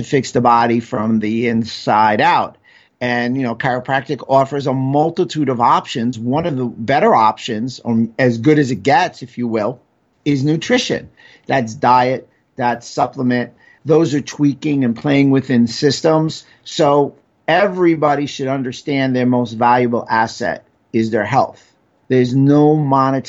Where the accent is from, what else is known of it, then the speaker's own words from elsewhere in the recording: New York City, New York, United States; growing up in New York City